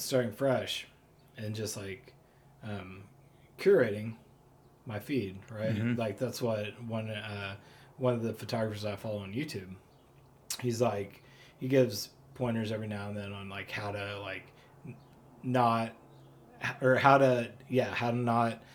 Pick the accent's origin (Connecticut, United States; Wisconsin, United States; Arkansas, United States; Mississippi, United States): Arkansas, United States; Springdale; also born or lived in Oklahoma City, Oklahoma / Fayetteville, Arkansas; I grew up in Springdale